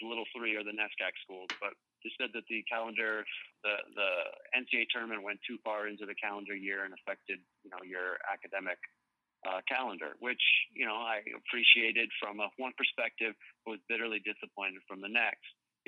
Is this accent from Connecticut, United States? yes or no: yes; New Haven, Connecticut, United States; born there; also born or lived in Michigan / Minnesota; I was born in New Haven. My parents worked at Yale. They're both scientists. We migrated west to Michigan State.